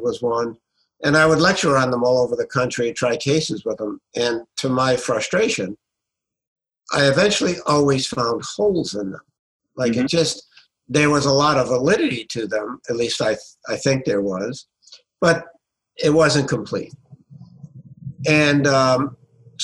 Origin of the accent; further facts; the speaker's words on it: Providence, Rhode Island, United States; also born or lived in Tuscaloosa, Alabama / Washington, D.C.; born and raised in Providence, Rhode Island